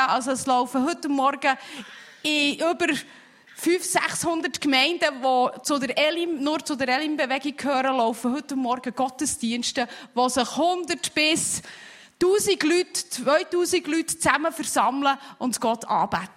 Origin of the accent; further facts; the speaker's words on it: Switzerland; als Schweizer